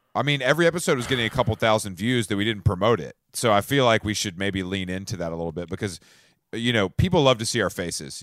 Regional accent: Atlanta, Georgia, United States; I'm from Atlanta

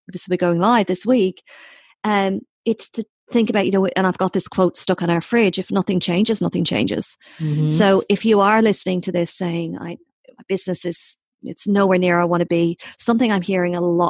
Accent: Ireland; I'm too Irish

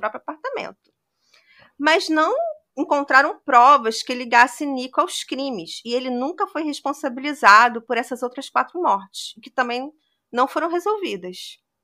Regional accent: Brazil; Como brasileiro

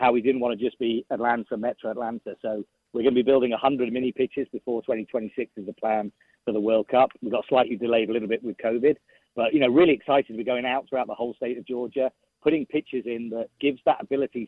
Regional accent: England, United Kingdom; as an Englishman

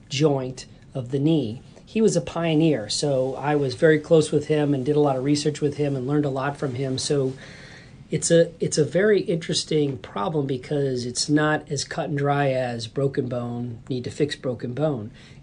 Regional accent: Chicago, Illinois, United States; moved away; I grew up in suburbia in Chicagoland

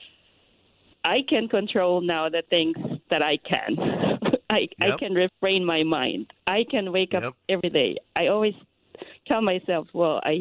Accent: Philippines; I am from the Philippines

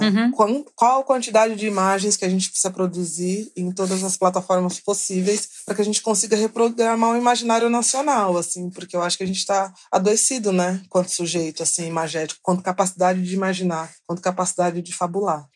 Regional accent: São Paulo, Brazil; eu sou da periferia de São Paulo

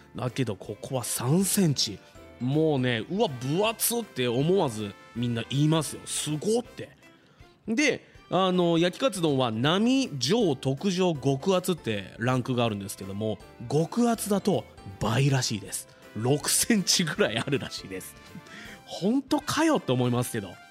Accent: Fuji, Shizuoka, Japan; 生まれも育ちも富士市

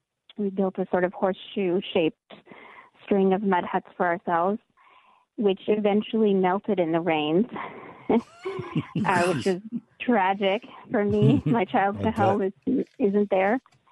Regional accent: Mali; I grew up in Mali, West Africa, which is most of Mali is Sahara Desert.

